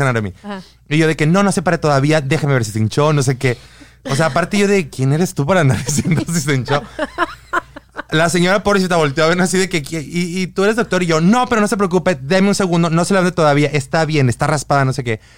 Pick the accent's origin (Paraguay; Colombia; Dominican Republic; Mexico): Mexico; Guadalajara, Jalisco; moved away; mi ciudad, yo soy de Guadalajara